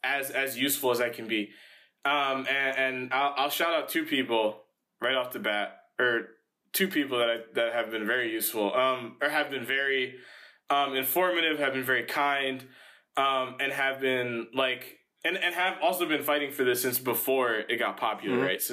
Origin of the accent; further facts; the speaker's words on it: Dominican Republic; Yeah, since the riots and the protests started, I'm Dominican, mm-hmm. right?